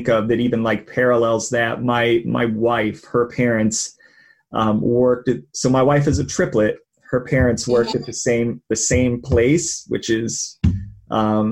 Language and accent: English; Ohio, United States; I'm from Ohio